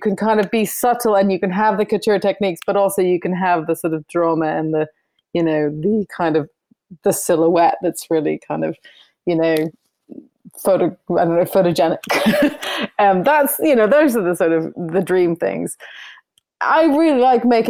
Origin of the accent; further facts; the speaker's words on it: Northern California, United States; now in London, United Kingdom; I come from California, which is so casual. They wear shorts to weddings. We least Northern California